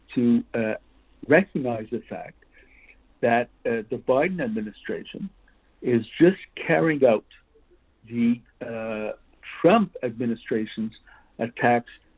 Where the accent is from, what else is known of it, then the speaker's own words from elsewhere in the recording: Canada; So we in Canada